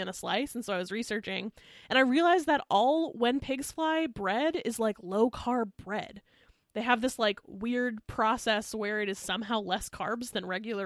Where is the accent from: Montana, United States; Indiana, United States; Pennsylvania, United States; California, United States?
Pennsylvania, United States; Pennsylvania Dutch country, United States; I grew up in Pennsylvania, in like Pennsylvania Dutch country